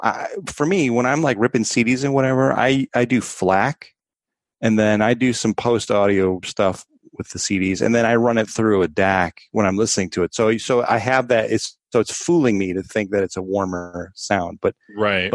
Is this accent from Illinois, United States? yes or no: yes; Chicago, Illinois, United States; growing up in Chicago, big blues influence